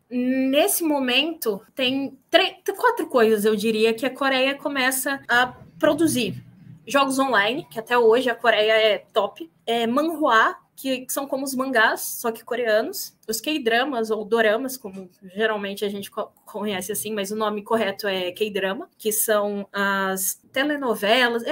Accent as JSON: {"language": "Portuguese", "region": "Mato Grosso do Sul", "country": "Brazil", "also_born_or_lived": "Rio de Janeiro / São Paulo", "moved": "yes", "said": "sou de Mato Grosso do Sul"}